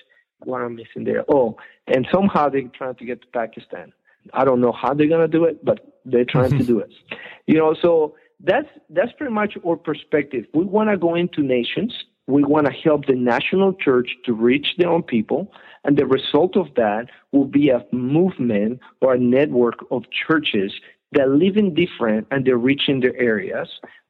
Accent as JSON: {"language": "English", "country": "Colombia", "tie": "born or raised there", "also_born_or_lived": "Ecuador", "second_language": "English", "moved": "yes", "lives_now": "United States", "said": "I'm from Ecuador. I grew up in Colombia. I've been here in America"}